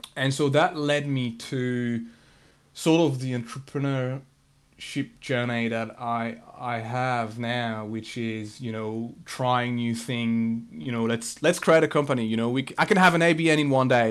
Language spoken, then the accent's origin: English; France; moved away; so I grew up in France. Uh, um, I was born and, and bred in, in France